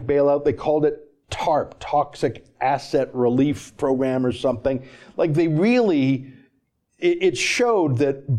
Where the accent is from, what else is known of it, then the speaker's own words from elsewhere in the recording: Canada; I'm a Canadian